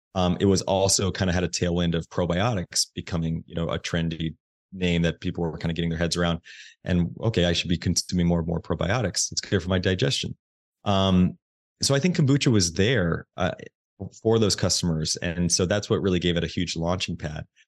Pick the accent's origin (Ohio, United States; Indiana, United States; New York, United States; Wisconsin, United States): Indiana, United States; I grew up in Indiana. I grew up in the Midwest.